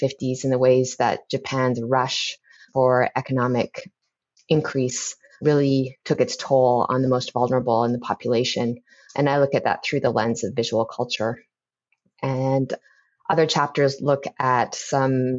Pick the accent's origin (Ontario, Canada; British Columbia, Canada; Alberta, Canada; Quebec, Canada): Alberta, Canada; Lethbridge; moved away; I spent some of my time growing up, when I later moved to Lethbridge, living with my grandfather